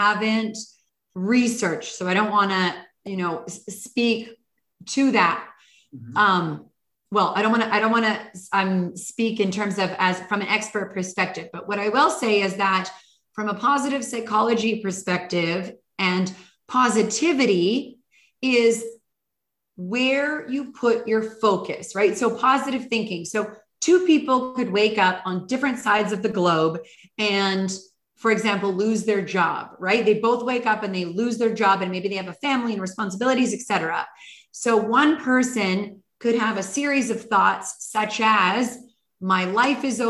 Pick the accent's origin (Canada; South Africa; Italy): Canada; British Columbia; moved away as an adult; also born or lived in Hawaii / New York City / Istanbul / Los Angeles; I'm originally from British Columbia, Canada